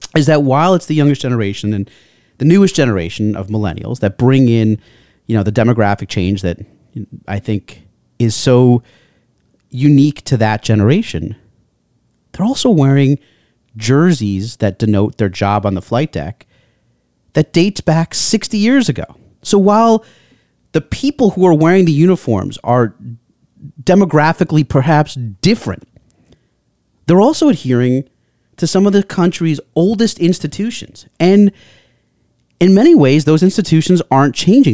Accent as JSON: {"language": "English", "country": "United States", "said": "being an American"}